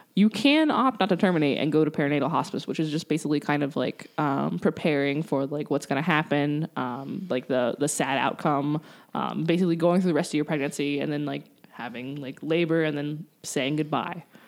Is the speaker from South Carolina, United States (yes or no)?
yes; Columbia, South Carolina, United States; now in Columbus, United States; I'm from Columbia, South Carolina.